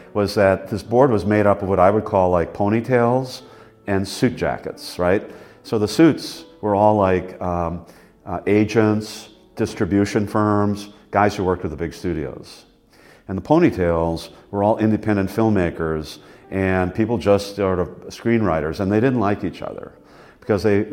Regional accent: Wisconsin, United States; moved away as an adult; also born or lived in Los Angeles, United States; I'm from here. Like, I'm from Wisconsin all the time

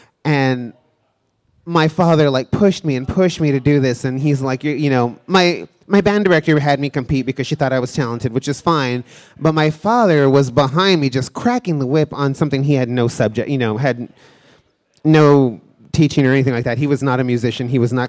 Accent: Texas, United States; moved away

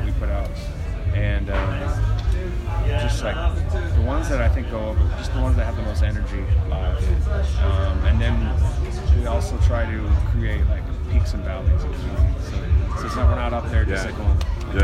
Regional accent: California, United States; growing up in California

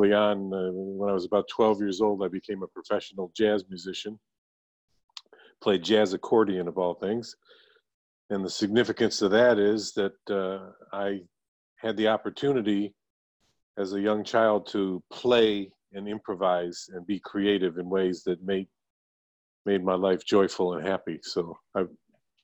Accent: Niagara Falls, New York, United States; moved away as an adult; now in Langley, Washington, United States; I was born and raised in Niagara Falls, New York, Italian-American family

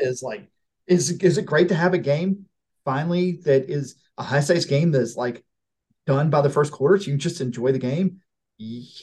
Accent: Blackshear, Georgia, United States; I'm from I'm from Pierce County. I'm from Blackshear

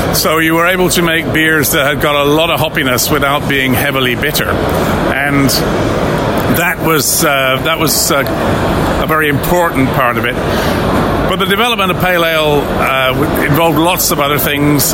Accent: West Midlands, United Kingdom; I was from the Midlands, and in the Midlands, we had a compromise head

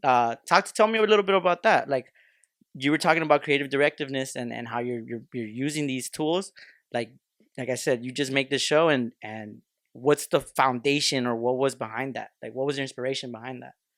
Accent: Los Angeles, California, United States; we're Southeast L

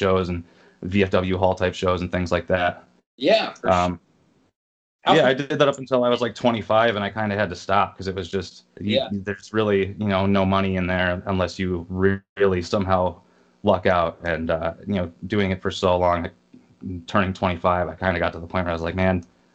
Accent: Rockford, Illinois, United States; also born or lived in Long Beach, California / Milwaukee, Wisconsin; now in Chicago, United States; I was born in Long Beach, California. Grew up in, like, Rockford, Illinois after I'd moved when I was a kid

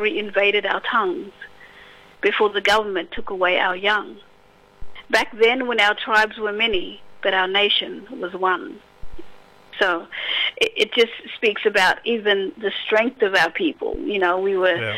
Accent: Broome, Western Australia, Australia; I come from the Kimberleys, so, you know, I was born and raised in Broome

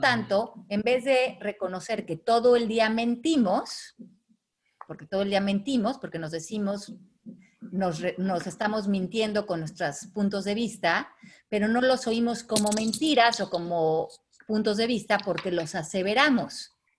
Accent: Mexico; los que somos de México

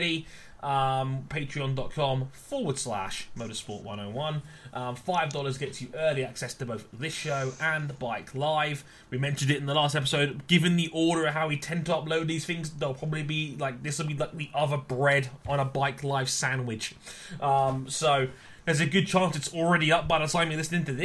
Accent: United Kingdom; I'm British

